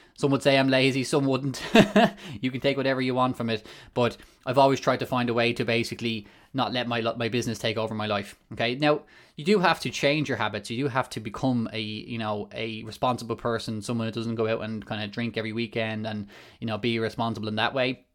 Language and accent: English; Malahide, Leinster, Ireland; I come from Ireland, um, small town in North Dublin called Malahide